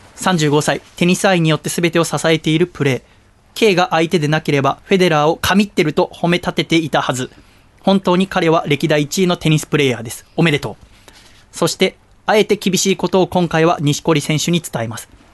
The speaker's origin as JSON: {"language": "Japanese", "town": "Yokohama", "region": "Kanagawa", "country": "Japan", "tie": "born or raised there", "said": "私はね横浜生まれ横浜育ちだから"}